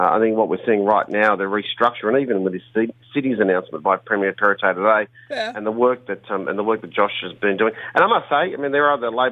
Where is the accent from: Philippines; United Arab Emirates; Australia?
Australia; Bankstown, New South Wales; growing up in Bankstown